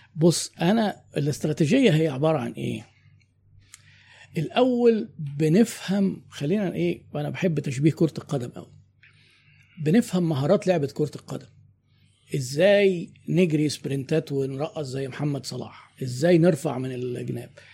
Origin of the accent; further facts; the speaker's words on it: Egypt; احنا عندنا في مصر